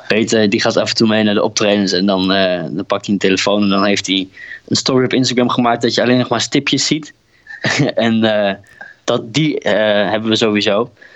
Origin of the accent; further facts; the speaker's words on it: Drenthe, Netherlands; moved away; ik kom oorspronkelijk uit Drenthe